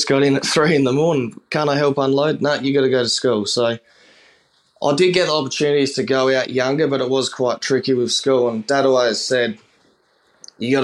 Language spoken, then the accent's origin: English; Port Lincoln, South Australia, Australia; from Port Lincoln in South Australia.